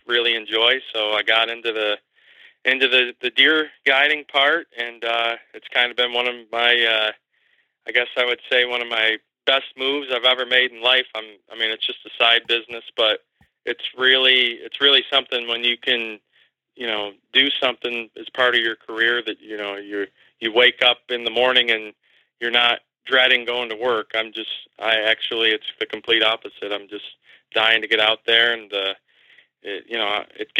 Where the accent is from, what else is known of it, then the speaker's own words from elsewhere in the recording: Bradford, Pennsylvania, United States; I grew up here in right outside of Bradford, Pennsylvania, in McKean County. I've lived here my whole life.